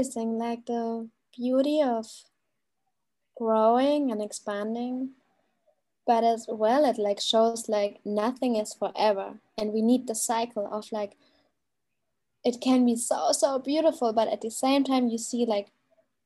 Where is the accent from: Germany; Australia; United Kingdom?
Germany; now in Bali, Indonesia; I'm from Germany.